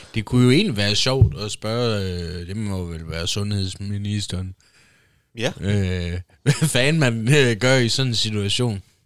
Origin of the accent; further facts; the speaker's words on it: Denmark; Danmark, opvokset i Danmark. Dansk pas, dansk statsborgerskab. Indfødt dansker